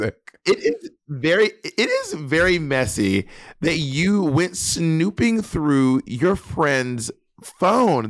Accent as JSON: {"language": "English", "region": "Mississippi", "country": "United States", "said": "I'm from Mississippi"}